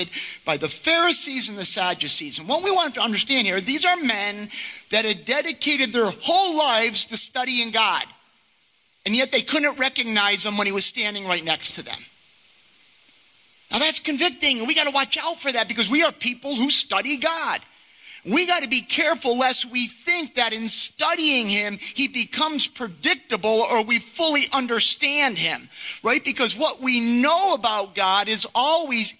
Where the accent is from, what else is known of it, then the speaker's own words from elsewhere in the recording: Rotterdam, New York, United States; I was born in Rotterdam, I had three brothers, attended Chalmont schools